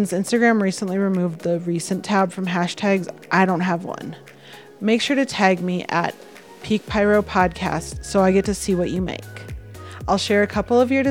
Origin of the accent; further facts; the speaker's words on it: Rochester, Michigan, United States; I grew up in Rochester.